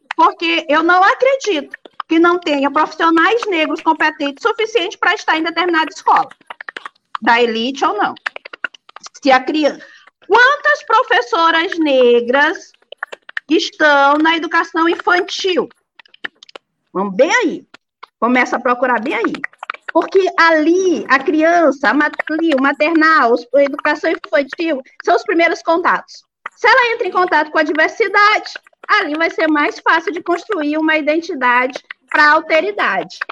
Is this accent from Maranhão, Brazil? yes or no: yes; São Luís, Maranhão, Brazil; moved away as an adult; now in Pedreiras, Brazil; eu sou de São Luís e estou em pedreiras já há mais de quatro anos